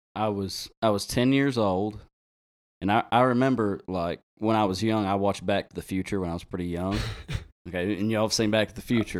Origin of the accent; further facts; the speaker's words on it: Drasco, Arkansas, United States; also born or lived in Conway, Arkansas; I'm from Drasco